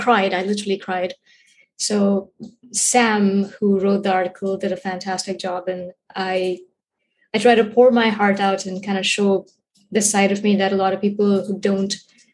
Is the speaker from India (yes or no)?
yes; India; moved away as an adult; now in United States; I was born and raised in India. I moved to the States in 2016 and I've been here since then.